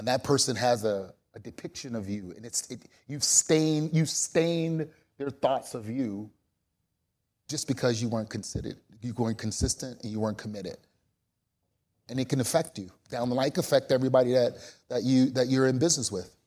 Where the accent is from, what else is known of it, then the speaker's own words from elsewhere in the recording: New Orleans, Louisiana, United States; I'm from New Orleans